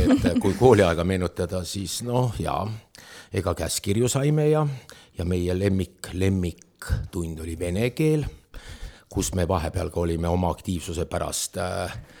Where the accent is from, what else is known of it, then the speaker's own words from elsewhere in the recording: Otepää, Valga County, Estonia; also born or lived in Tartu; ma olen tõsiselt terve elu olnud Otepääl